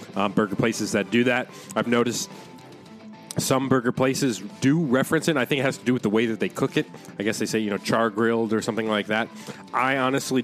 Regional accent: United States; as an American

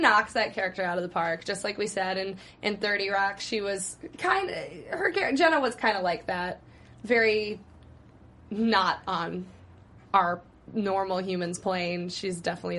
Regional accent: Wisconsin, United States; moved away as an adult; now in Los Angeles, United States; I had been in LA for 4 months. And he saw my license, my driver's license said I was from Wisconsin.

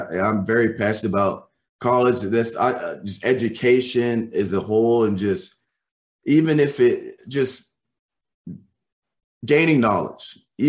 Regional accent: Tennessee, United States; moved away as an adult; also born or lived in Missouri; now in Texas, United States; I was born and raised in Tennessee.

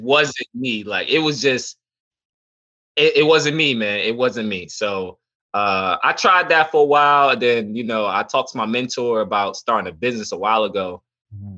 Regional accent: New York City, New York, United States; I grew up in the Bronx, New York

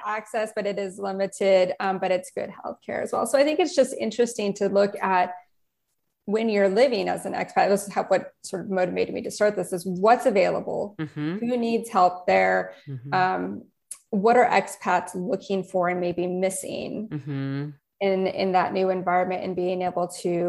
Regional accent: United States; moved away; So for me, my home country is the United States, but I've lived in 6 different countries.

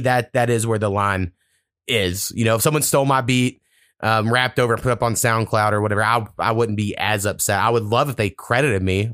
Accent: United States; moved away; I grew up, like, four miles from the Texas border, um, which is where my hometown's at.

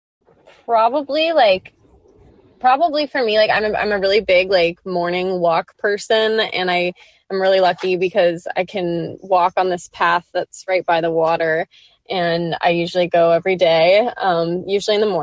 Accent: Manhattan Beach, California, United States; I grew up in Manhattan Beach, California, which is a little beach town like 15 minutes south of LAX.

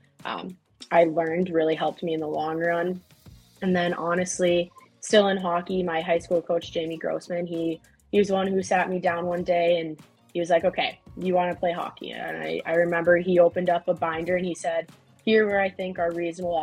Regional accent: Eden Prairie, Minnesota, United States; She played at Eden Prairie High School like I did

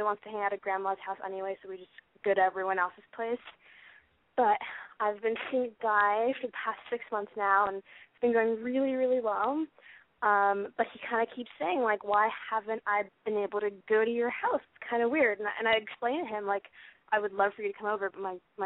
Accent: Portland, United States; moved away as an adult; now in Los Angeles, United States; I'm 21, and I am from Portland, and I have been living in Los Angeles for 3 years now.

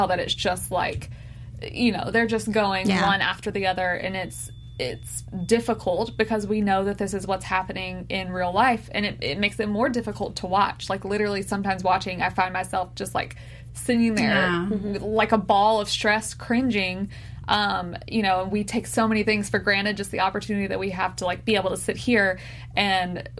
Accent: United States; I was born in the United States

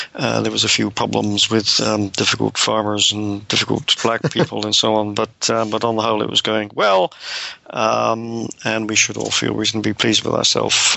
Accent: Devon, South West England, United Kingdom; moved away as an adult; also born or lived in United States; now in Cambridge, United Kingdom; I'm a British scholar, uh, born in. Um long time ago, 1948, um, in Devon in, in, the West Country

